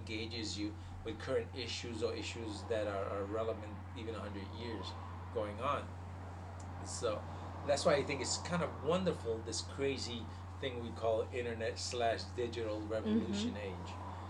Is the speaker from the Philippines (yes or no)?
no; Puerto Rico; The only telenovela I got obsessed with that I made it when I was a kiddo in Puerto Rico, there's this one called the. And all y'all Puerto Ricans out there, you know